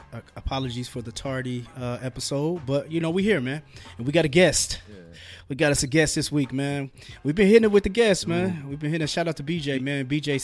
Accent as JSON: {"language": "English", "town": "Fort Wayne", "region": "Indiana", "country": "United States", "said": "I was like, I'm from Fort Wayne."}